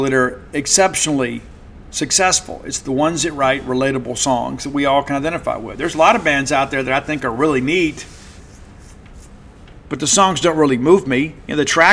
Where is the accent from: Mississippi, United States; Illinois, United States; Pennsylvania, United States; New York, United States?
Mississippi, United States; Columbia; I remember being a kid in 1982, the Christmas parade in Columbia, Mississippi. The Alcorn State Marching Band was there.